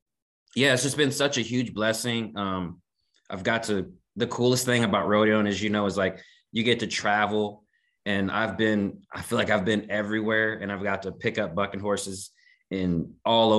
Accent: Kansas City, Missouri, United States; I was born and raised in Kansas City, Missouri.

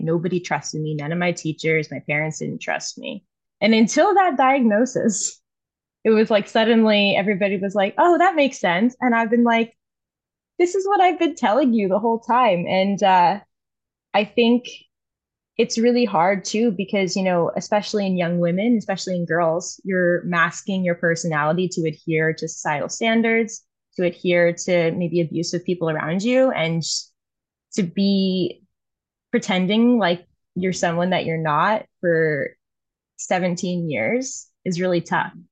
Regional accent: New Orleans, Louisiana, United States; moved away as an adult; now in Toronto, Canada; That's where I was born and raised

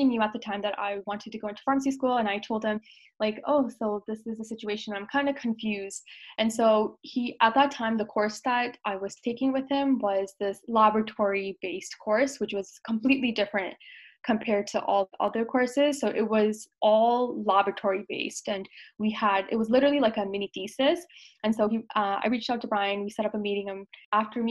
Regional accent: Toronto, Ontario, Canada; also born or lived in Brampton; I was born and raised in Toronto

